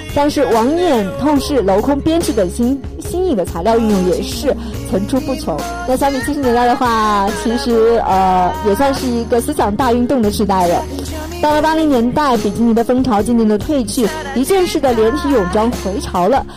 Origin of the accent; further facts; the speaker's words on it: China; 我们中国人